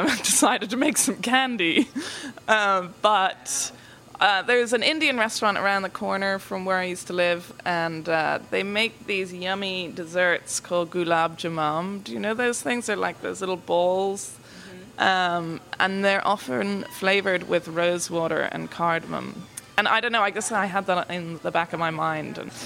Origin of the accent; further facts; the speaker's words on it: Tipperary, Munster, Ireland; moved away as an adult; now in Nashville, United States; I'm from Ireland. I'm from Tipperary, which is in the south of Ireland.